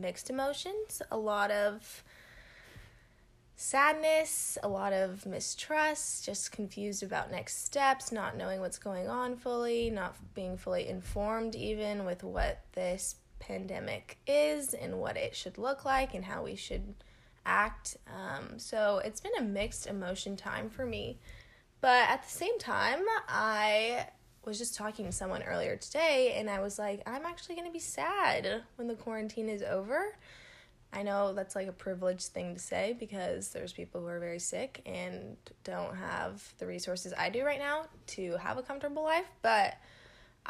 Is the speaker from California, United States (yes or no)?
yes; Southern California, United States; moved away as an adult; now in Texas, United States; I'm from California, born and raised, Southern California specifically